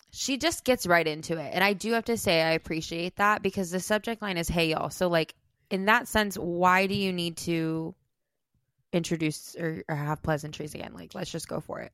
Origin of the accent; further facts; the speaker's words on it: Iowa, United States; I grew up in Iowa